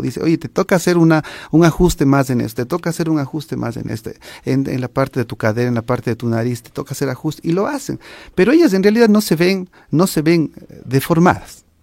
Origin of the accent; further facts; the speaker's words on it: Ecuador; nosotros como sociedad ecuatoriana